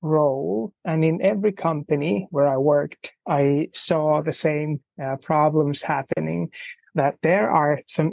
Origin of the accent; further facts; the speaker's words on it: Finland; I'm from Finland